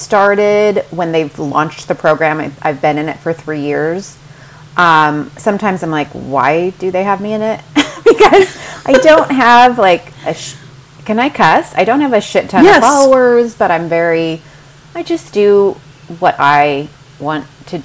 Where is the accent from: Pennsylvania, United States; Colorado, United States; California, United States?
California, United States; Huntington Beach; also born or lived in Mission Viejo / Dallas; I'm a Southern California native, and I grew up in Huntington Beach